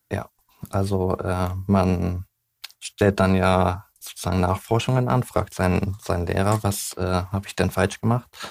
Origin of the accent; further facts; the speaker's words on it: Hamburg, Germany; ich bin gebürtiger Hamburger